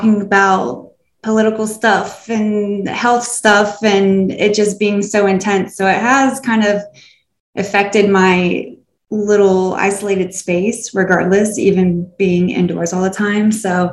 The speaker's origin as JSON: {"language": "English", "region": "Florida", "country": "United States", "moved": "as an adult", "lives_now": "Asheville, United States", "said": "I'm from Florida"}